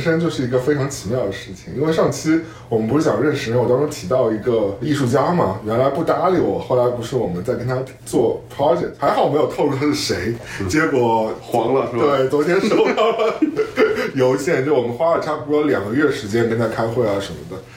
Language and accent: Chinese; Shanghai, China; now in New York, United States; 我在纽约的上海人